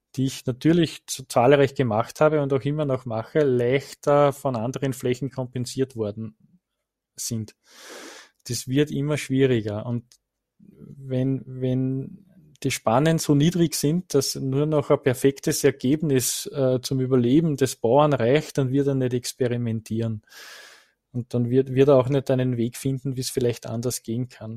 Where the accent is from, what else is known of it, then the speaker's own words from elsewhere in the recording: Rodingersdorf, Lower Austria, Austria; in Rodingersdorf, also in meiner Heimat